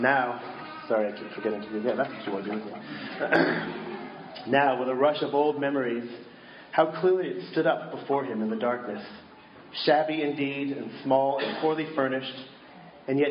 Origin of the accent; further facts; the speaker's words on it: Boston, Massachusetts, United States; I grew up in Boston, where supposedly the TV show Cheers was from